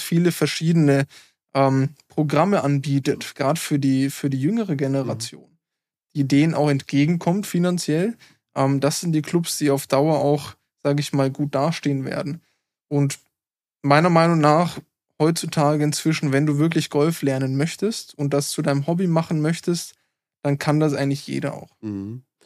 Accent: Germany; als Deutscher

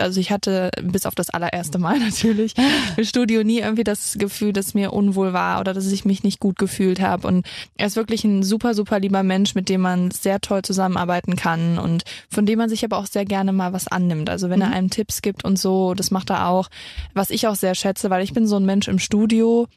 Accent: near Cologne, North Rhine-Westphalia, Germany; also born or lived in Saarbrücken; ich komme aus Köln, aus der Nähe von Köln

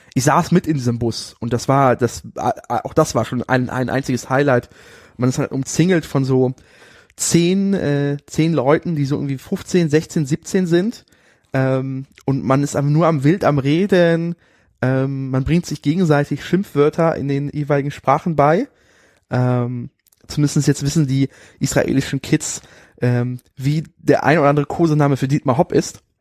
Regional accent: Berlin, Germany; aus Germany, Berlin

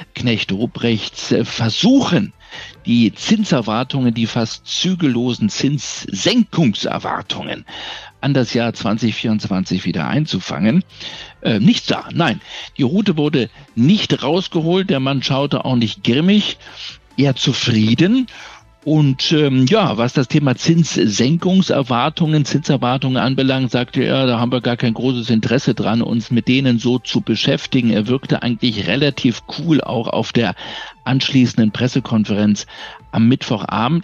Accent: Berlin, Germany; durch meine Heimatstadt

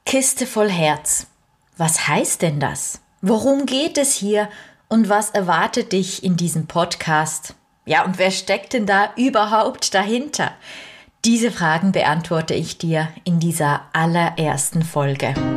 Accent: Switzerland; bei uns in der Schweiz

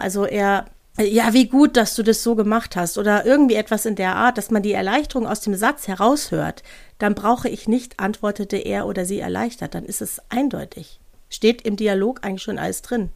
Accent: North Rhine-Westphalia, Germany; now in Bavaria, Germany; Also ich komme ja aus Nordrhein-Westfalen und habe ja jetzt nicht so einen starken Dialekt wie hier manchmal in Bayern.

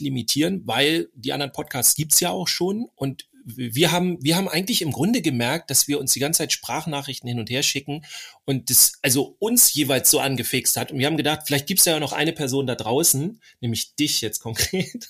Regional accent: Northern Germany, Germany; ich als Norddeutscher

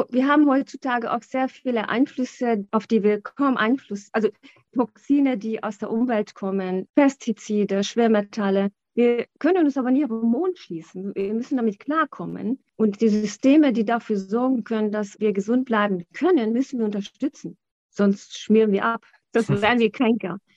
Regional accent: Hungary; German is a second language; Ich bin in Ungarn aufgewachsen

